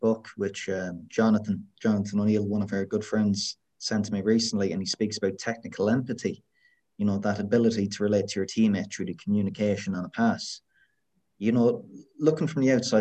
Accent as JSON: {"language": "English", "region": "west of Ireland", "country": "Ireland", "said": "coming from the west of Ireland"}